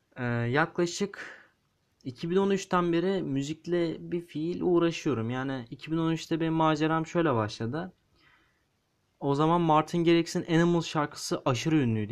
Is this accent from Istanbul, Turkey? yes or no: yes; Istanbul, Turkey; İstanbulluyum dedim. Evet. İstanbul'da yaşıyorum. Doğduğumdan beri buradayım.